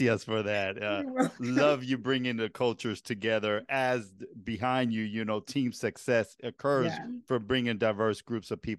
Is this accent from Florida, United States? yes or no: no; New York, United States; We're both originally from New York